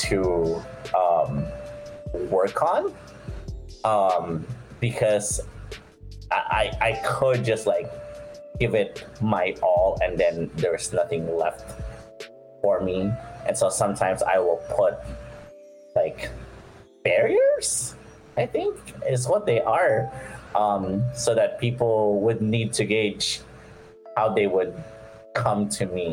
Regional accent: Philippines; moved away; also born or lived in United States; growing up in the Philippines

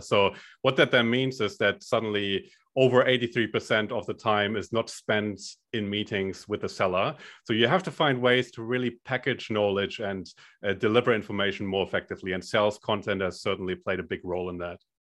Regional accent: Germany; accent: German; moved away as an adult; now in Australia; I'm originally from Germany

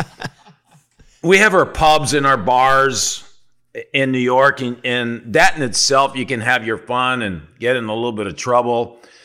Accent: Sudbury, Ontario, Canada; moved away as an adult; I'm from Sudbury, Ontario

